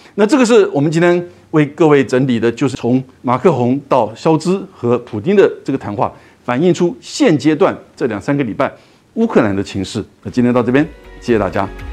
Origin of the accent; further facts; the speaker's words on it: Taiwan; 我们台湾人